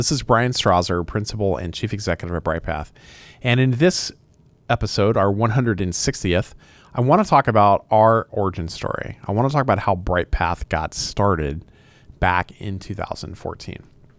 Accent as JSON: {"language": "English", "region": "Indiana", "country": "United States", "tie": "born or raised there", "said": "I grew up in West Central Indiana, in very rural Indiana, and I started my career there in law enforcement."}